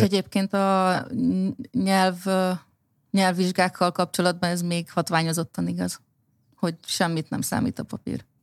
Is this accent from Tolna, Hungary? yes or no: no; Baranya, Hungary; én Baranya megyében nőttem fel